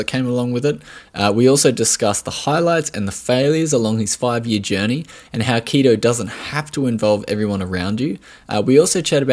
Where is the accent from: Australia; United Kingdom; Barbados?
Australia; accent: Australian